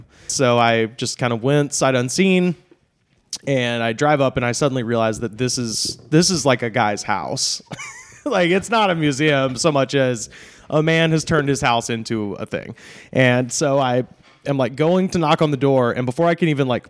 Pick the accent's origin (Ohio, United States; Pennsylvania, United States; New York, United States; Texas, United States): New York, United States; Long Island; I'm originally from Long Island.